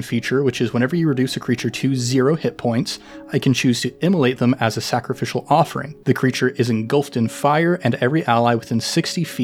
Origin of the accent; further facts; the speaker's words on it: Idaho, United States; I grew up in Idaho.